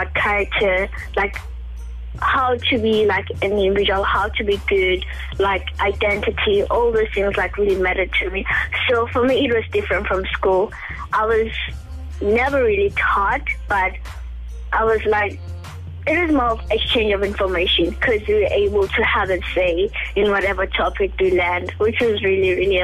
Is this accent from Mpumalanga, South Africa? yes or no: yes; Bosfontein, Mpumalanga, South Africa; I was born and raised in Bosfontein, which is a village in Mpumalanga, South Africa